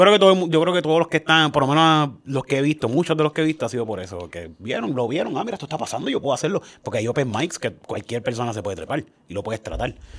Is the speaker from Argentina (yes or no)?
no; Cayey, Puerto Rico; yo soy de Calle, y yo soy un jibarito full de Calle